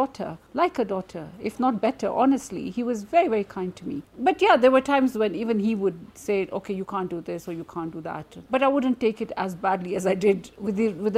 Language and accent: English; Nairobi, Kenya; I am from Nairobi, Kenya